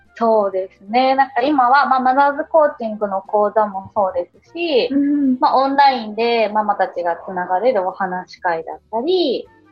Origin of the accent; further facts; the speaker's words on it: Kagawa, Japan; moved away as an adult; also born or lived in Shizuoka; 私も今香川県、地元の香川県に帰ってきたので